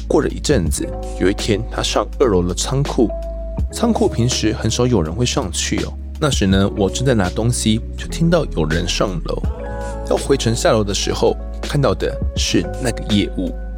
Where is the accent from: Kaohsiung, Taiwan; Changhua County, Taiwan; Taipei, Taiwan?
Kaohsiung, Taiwan; Mituo; 因为我是住弥陀啊